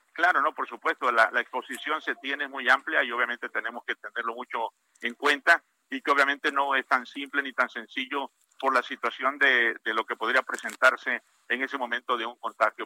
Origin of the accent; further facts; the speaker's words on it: Parrilla, Tabasco, Mexico; Tabasco, a mi pueblo de Parrilla